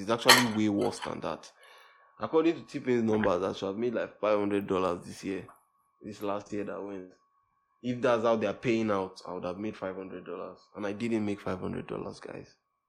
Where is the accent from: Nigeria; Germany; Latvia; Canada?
Nigeria; as a Nigerian artist, you don't even get so many shows